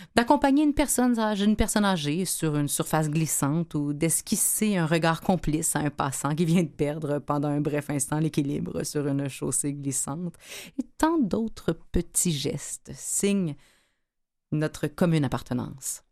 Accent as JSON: {"language": "French", "region": "Quebec", "country": "Canada", "said": "en tant que Québécois"}